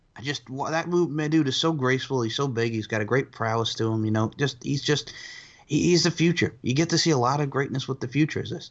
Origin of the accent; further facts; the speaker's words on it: United States; as an American